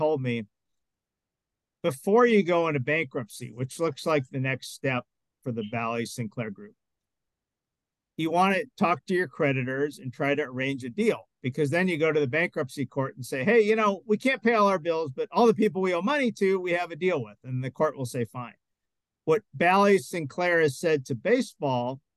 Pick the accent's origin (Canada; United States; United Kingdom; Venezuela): Canada; Montreal, Quebec; I'm from Montreal